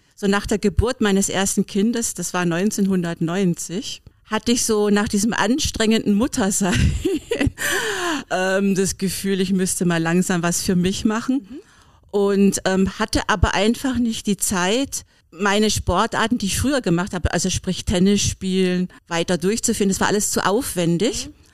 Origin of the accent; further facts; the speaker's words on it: Berlin, Germany; ich komme ja aus Berlin